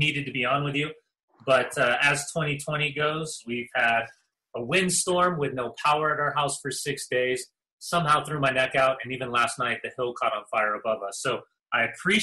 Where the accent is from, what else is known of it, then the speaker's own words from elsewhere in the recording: Southern California, United States; Growing up in Southern California, man, I had a coach from every country around the world